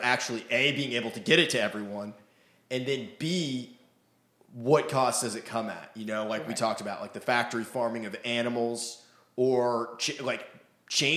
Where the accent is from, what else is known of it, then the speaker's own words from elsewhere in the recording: Maine, United States; I grew up in Maine